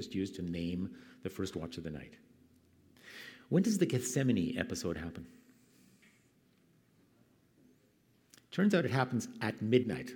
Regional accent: Canada; moved away; Where I grew up in Canada

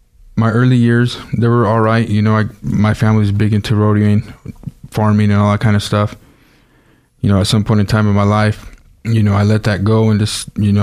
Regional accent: Nampa, Idaho, United States; also born or lived in Los Angeles, California / Caldwell, Idaho; My parents moved up here when I was still small. We lived in Caldwell and Nampa. So I guess I was born in California, raised here all my life. And I've lived here for, you know, the past 30 years, I suppose.

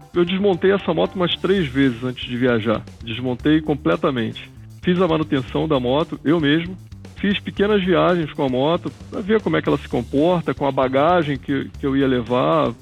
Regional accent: Rio de Janeiro, Brazil; Eu sou carioca, nasci no Rio de Janeiro

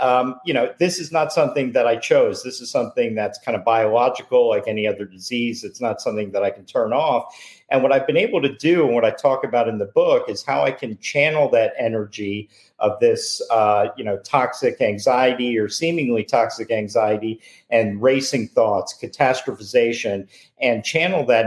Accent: Boca Raton, Florida, United States; I grew up in Boca

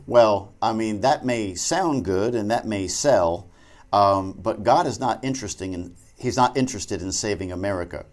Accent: New Jersey, United States; I'm from Jersey

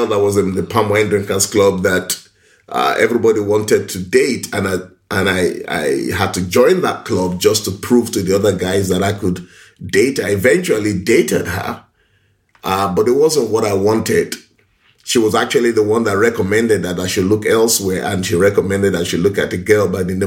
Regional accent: Ibadan, Oyo, Nigeria; also born or lived in Lagos; I was born in Ibadan, in Oyo State in Nigeria. I schooled in Lagos. I grew up in a very stable home.

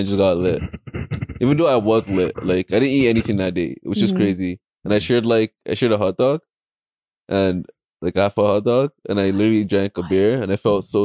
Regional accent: Brampton, Ontario, Canada; We're from Brampton

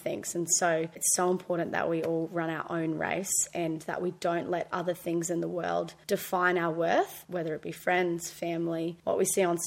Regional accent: Brisbane, Queensland, Australia; also born or lived in Gold Coast; now in Palm Beach, Australia; I grew up in Brisbane, was really blessed to go to a Christian school my whole life, year 1 to year 12.

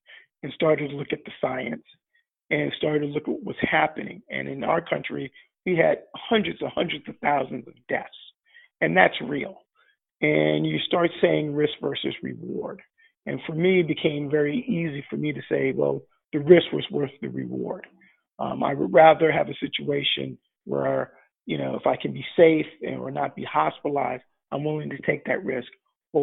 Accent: United States; I'm African American, and in the United States

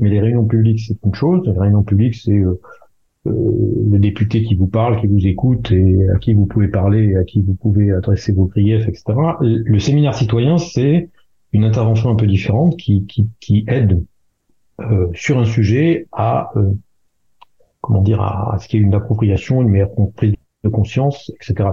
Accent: France; moved away; nous sommes des Français à l'étranger

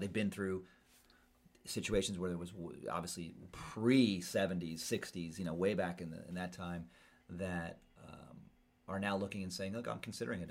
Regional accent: California, United States

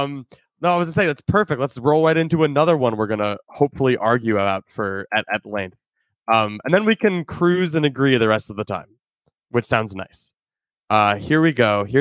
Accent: Skokie, Illinois, United States; moved away; my hometown. No offense to Skokie and Chicago and my family.

